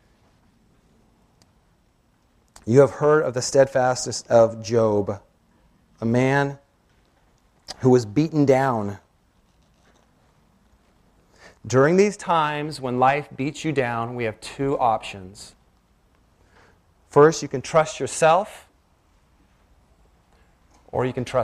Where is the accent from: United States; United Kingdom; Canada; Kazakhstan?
United States; Washington; I grew up in Washington